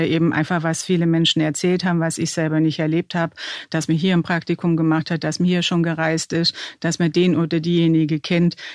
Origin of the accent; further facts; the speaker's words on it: Swabia, Baden-Württemberg, Germany; Zum einen die dörfliche Umgebung, also aus dem Schwäbischen, wo ich herkomme.